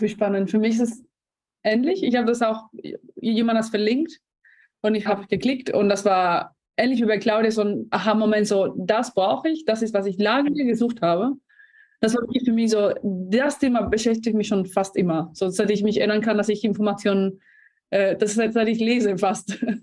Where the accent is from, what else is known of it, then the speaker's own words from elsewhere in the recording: Spain; German is a second language; moved away; ich bin Spanierin, nicht Deutsch, deswegen noch äh, ein kleiner Akzent da.